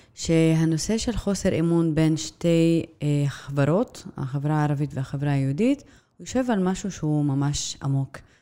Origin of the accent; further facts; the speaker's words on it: Nazareth, Northern District, Israel; נצרת היא עיר מולדתי. אני נולדתי, אה, שם